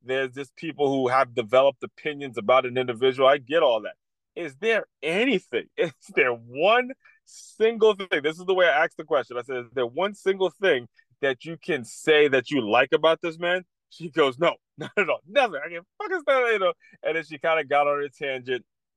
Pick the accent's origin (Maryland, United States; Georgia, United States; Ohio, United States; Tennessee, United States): Maryland, United States; Silver Spring; moved away as an adult; now in West Palm Beach, United States; I grew up in Silver Spring, Maryland. I grew up in the D.C., Maryland area, the DMV.